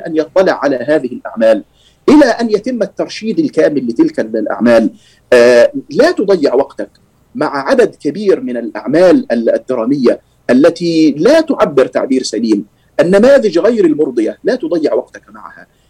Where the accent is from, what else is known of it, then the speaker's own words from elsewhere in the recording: Egypt; عندنا في مصر